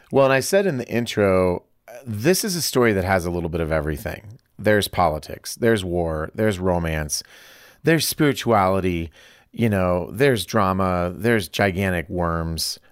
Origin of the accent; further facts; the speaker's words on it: Iowa, United States; moved away; I'm from Iowa